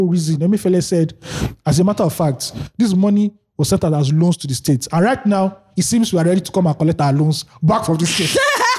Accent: Nigeria; As a Nigerian

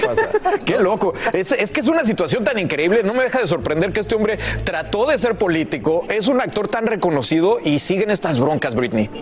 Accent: Mexico; moved away; yo, que soy el mexicano de la mesa

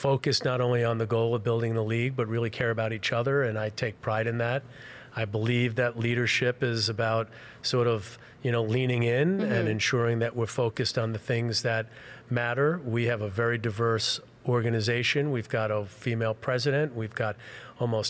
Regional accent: New York City, New York, United States; also born or lived in Western New Jersey; I grew up in Queens. So I grew up in an apartment building

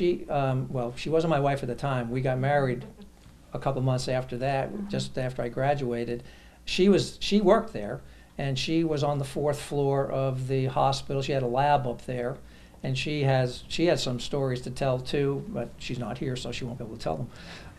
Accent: New York City, New York, United States; New York, originally.

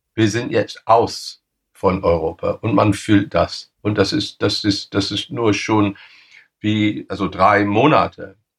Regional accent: England, United Kingdom; German is a second language; bei uns in England

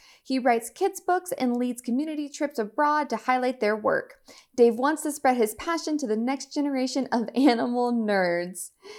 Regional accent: Ohio, United States; I'm from Southern Ohio. So the complete mm-hmm. opposite side of the range.

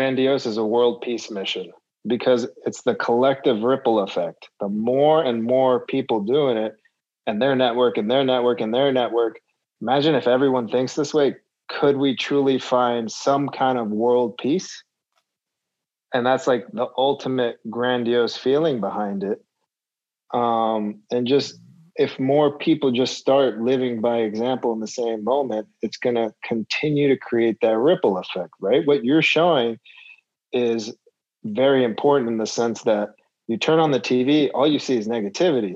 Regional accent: Los Angeles, California, United States; in my hometown

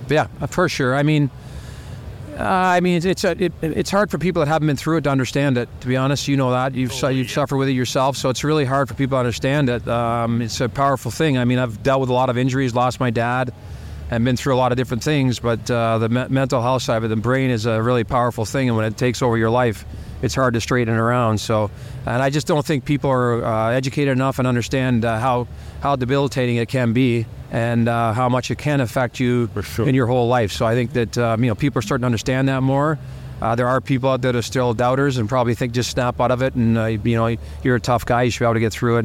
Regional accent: Toronto, Ontario, Canada; moved away; also born or lived in Montreal / Edmonton; go back home to Toronto to my, be close to my family and my sisters and my mom

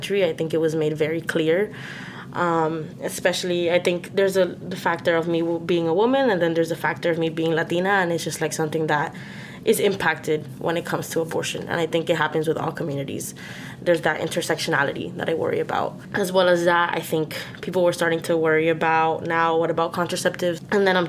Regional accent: Miami, Florida, United States; moved away; I grew up in Miami, Florida

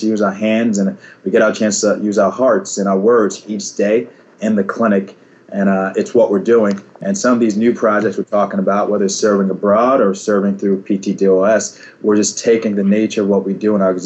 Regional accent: New York, United States; moved away as an adult; now in Chicago, United States; I'm from New York, Karen's current neck of the woods.

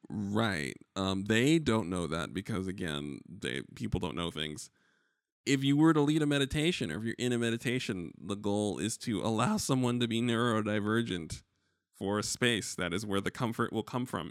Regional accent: New York, United States; as a New Yorker

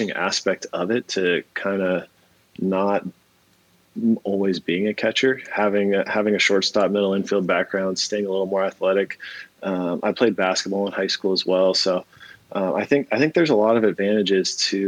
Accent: San Diego, California, United States; growing up in San Diego

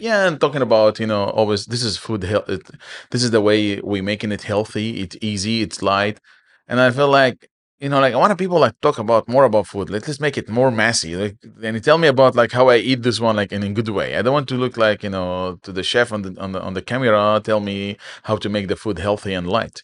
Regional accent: Aleppo, Aleppo Governorate, Syria; moved away as an adult; also born or lived in Kuwait; now in Dubai, United Arab Emirates; I'm from Aleppo

